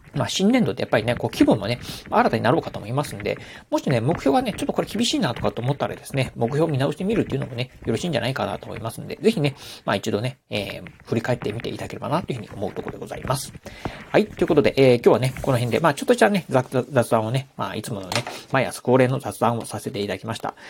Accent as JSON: {"language": "Japanese", "region": "Okayama", "country": "Japan", "tie": "born or raised there", "said": "地元岡山"}